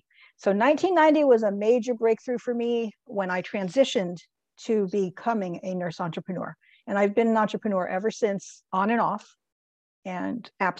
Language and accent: English; New Jersey, United States; But they wanted me to do my home state, which is New Jersey.